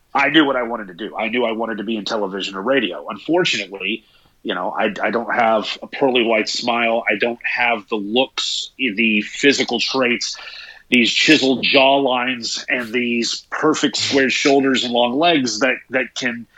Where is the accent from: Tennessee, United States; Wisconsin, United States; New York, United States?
Tennessee, United States; East; growing up in East Tennessee